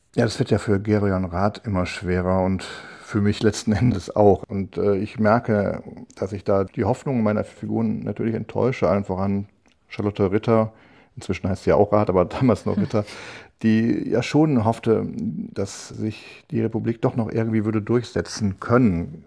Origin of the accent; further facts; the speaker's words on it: North Rhine-Westphalia, Germany; ich bin Rheinländer und in Köln sagen wir, man muss auch Jönne können